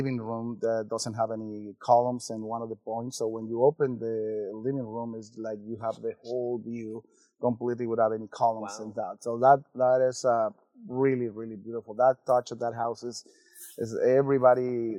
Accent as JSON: {"language": "English", "town": "Cabo San Lucas", "region": "Baja California Sur", "country": "Mexico", "tie": "born or raised there", "also_born_or_lived": "Tijuana", "said": "I'm originally from Tijuana, but I'm very much grew up all my life here in Cabo."}